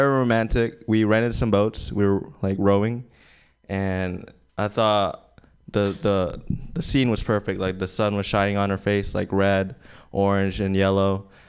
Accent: Philippines; now in San Francisco, United States; I'm from the Philippines and I go to school at SF State

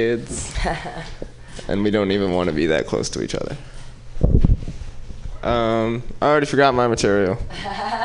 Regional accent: Oakland, California, United States; I'm from West Oakland.

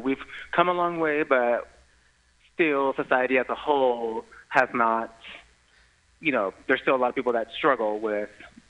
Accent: San Mateo, California, United States; San Mateo County, which is where I grew up. I grew up in the city of San Mateo, also where the Pride Center is located.

